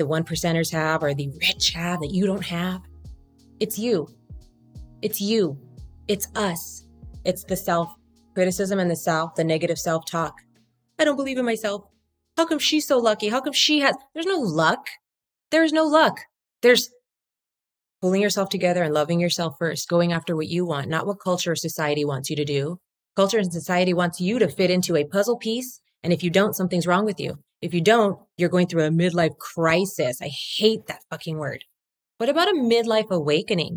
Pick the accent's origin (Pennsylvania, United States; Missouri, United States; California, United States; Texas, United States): California, United States; Whittier; I grew up in Whittier, where the girls are prettier